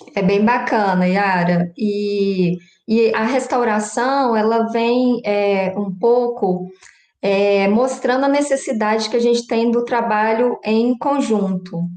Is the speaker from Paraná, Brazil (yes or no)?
no; Belo Vale, Minas Gerais, Brazil; moved away as an adult; also born or lived in Montes Claros / Lavras; now in São João del Rei, Brazil; Eu sou natural de Belo Vale, uma cidadezinha próxima a BH.